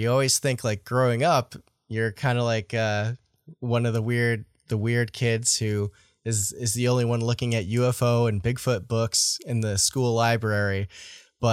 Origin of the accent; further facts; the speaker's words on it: Vermont, United States; I grew up in Vermont. I'm still in Vermont